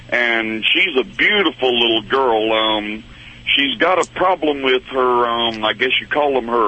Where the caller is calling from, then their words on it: Connecticut, United States; I'm in Connecticut today.